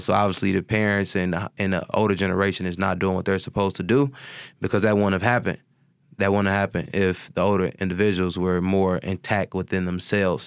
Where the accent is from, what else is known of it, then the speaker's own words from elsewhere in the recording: Chicago, Illinois, United States; also born or lived in California; I was raised in High Park from, you know, I would say, like, nine to, you know, at least when I was nineteen when I had finally moved out